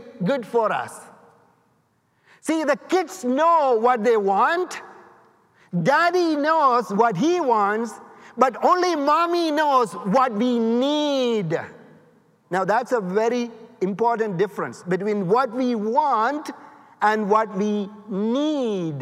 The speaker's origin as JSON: {"language": "English", "country": "India", "moved": "yes", "lives_now": "United States", "said": "I'm from India"}